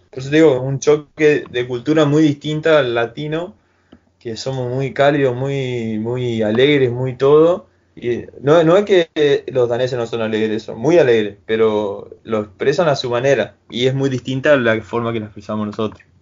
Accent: Argentina; hay uno que está siempre con nosotros, poner que somos cinco argentinos y está él ahí y re buena onda

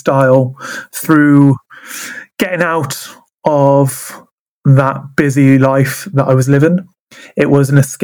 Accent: Wales, United Kingdom; moved away; I'm originally from Wales, which is very mountainous and very rural

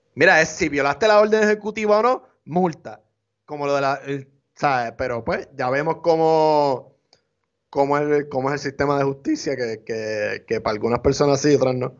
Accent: Puerto Rico; Nosotros somos hispanos, ciudadanos americanos, pero hay aquí en Puerto Rico

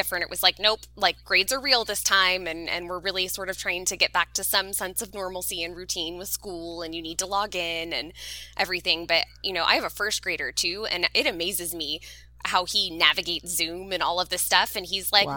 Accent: Southern California, United States; I'm a Southern California girl through and through. I've only ever lived in Southern California

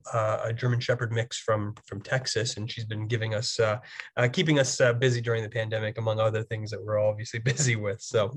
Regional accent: Toronto, Ontario, Canada; First of all, I'm from Toronto, born and raised in the city here. My family's originally from East Africa. My mom came from Kenya and my dad came from Tanzania and were of Indian descent originally. I grew up playing ice hockey.

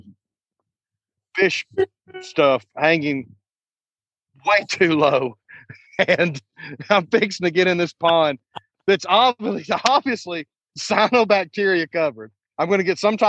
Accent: the South, United States; I'm from the South, y'all.

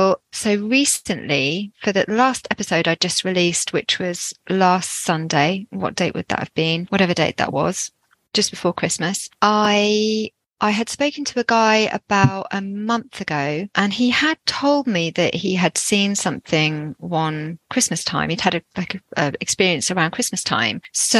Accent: Jersey; And I'm actually from Jersey, which you probably can't tell from my accent.

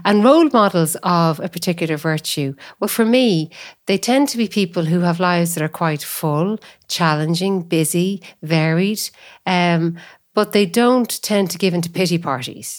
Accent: Athlone, Leinster, Ireland; moved away; also born or lived in Cork; I was born in Athlone, I work in Cork.

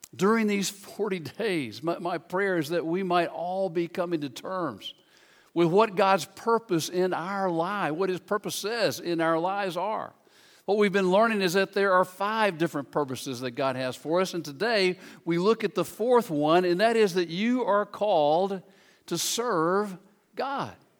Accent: Memphis, Tennessee, United States; I grew up in Memphis, Tennessee

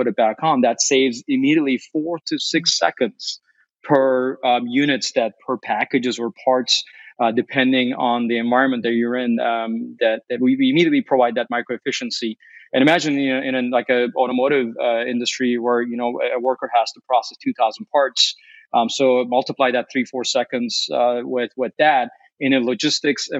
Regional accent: Chicago, Illinois, United States; Our North America headquarters here is in Chicago, or that's where I'm at right now. And also, I should note very briefly that as a Chicagoan, I'm a pizza snob as well

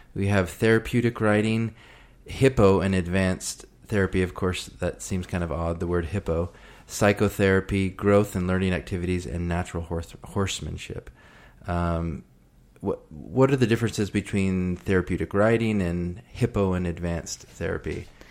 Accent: Texas, United States; I grew up in Texas

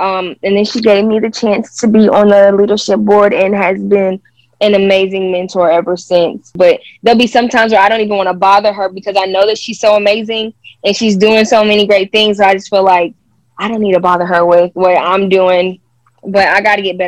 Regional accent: Conway, South Carolina, United States; Since I came from Conway High School, I had so many beautiful Black women to look up

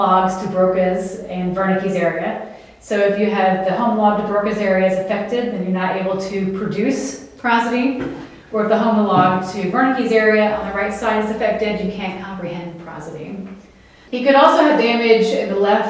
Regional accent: the South, United States; I'm from the South

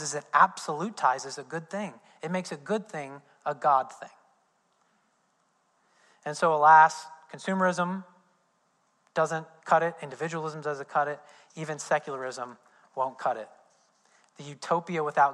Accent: Indiana, United States; I'm from Indiana. We don't care about football, especially college football.

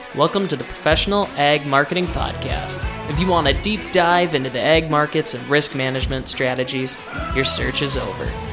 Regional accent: Rutland, South Dakota, United States; I am from Rutland, South Dakota

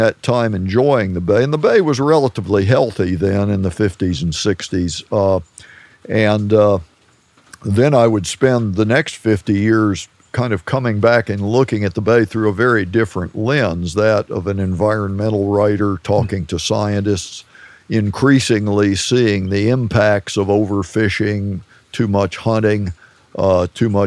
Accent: Federalsburg, Maryland, United States; The Marshy Hope Creek, which was the river that flowed through my hometown, Federalsburg.

